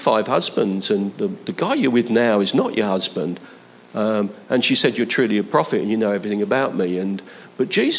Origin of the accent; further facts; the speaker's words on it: London, United Kingdom; Where I was born I wasn't born in London, but where I grew up, Leighton and Hackney was about 3 miles away